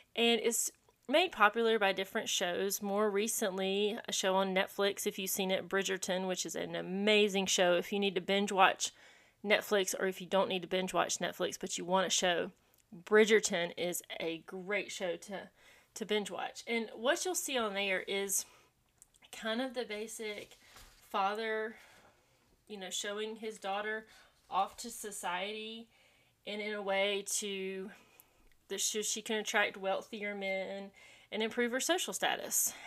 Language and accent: English; Landrum, South Carolina, United States; I grew up in Landrum, South Carolina, a very small rural town